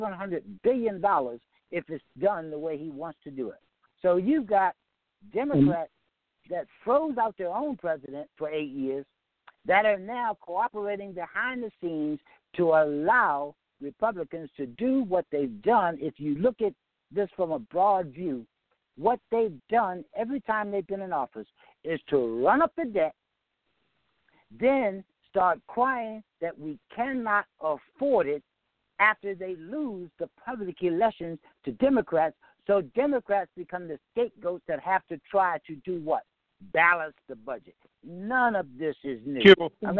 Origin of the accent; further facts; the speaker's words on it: the South, United States; also born or lived in Yorktown, Virginia; I grew up in the South.